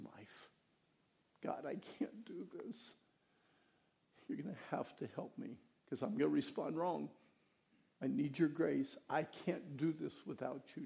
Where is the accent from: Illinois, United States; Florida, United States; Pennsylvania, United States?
Pennsylvania, United States; moved away; I was raised in Pennsylvania